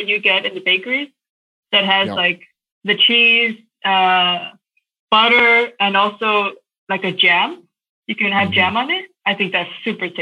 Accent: Chicago, Illinois, United States; moved away as an adult; also born or lived in New York City / Connecticut; now in Copenhagen, Denmark; I grew up in Chicago

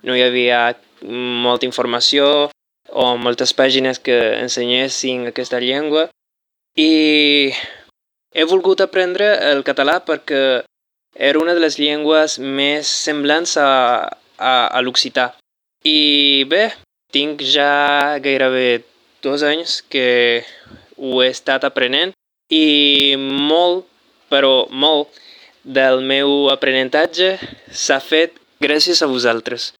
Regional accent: Venezuela; Catalan is a second language; sóc de Venezuela

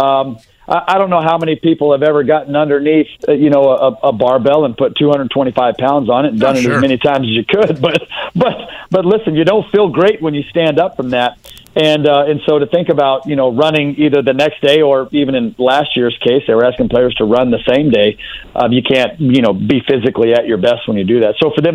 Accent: Texas, United States; I'm from Texas, and we love our southern food down there

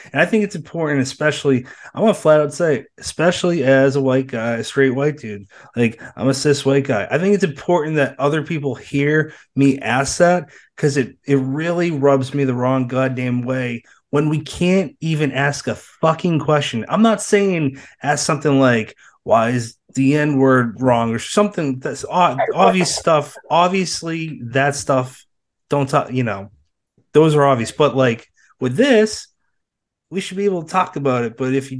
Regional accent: East Coast, United States; and I'm from the East Coast, never even been close to your side of the world

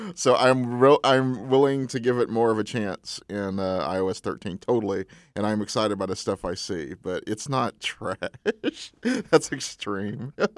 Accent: Texas, United States; moved away as an adult; now in San Francisco, United States; my hometown

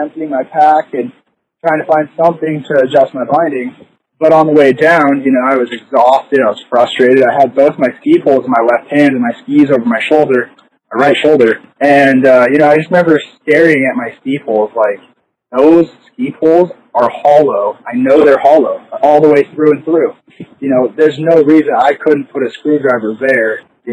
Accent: Salt Lake City, Utah, United States; I'm originally from Salt Lake. I grew up downtown, just right by the Capitol

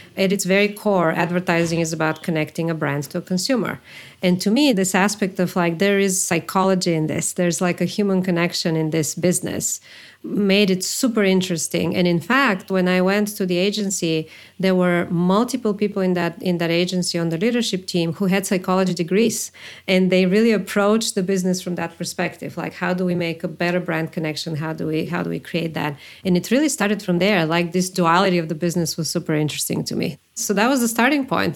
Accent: Bulgaria; moved away as an adult; also born or lived in New York; I am from Bulgaria originally.

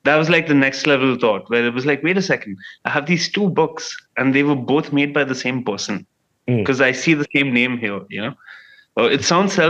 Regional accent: United Arab Emirates; also born or lived in Bangalore, India; I was born in Bangalore and raised between like Sharjah and Dubai in the United Arab Emirates.

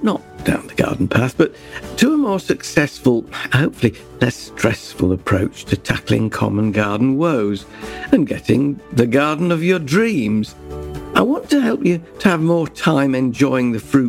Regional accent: Yorkshire and the Humber, United Kingdom; when I grew up in Yorkshire

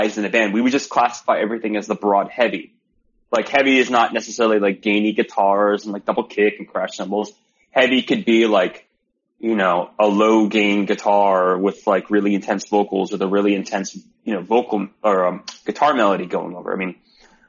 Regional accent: Broward County, Florida, United States; moved away as an adult; now in California, United States; me and … are from Broward

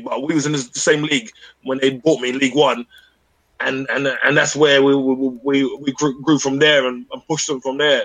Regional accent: London, United Kingdom; I'm a Londoner

